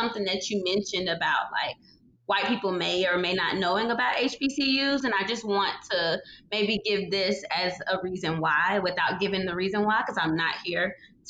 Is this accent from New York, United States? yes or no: no; South Carolina, United States; moved away as an adult; now in Nashville, United States; Growing up in South Carolina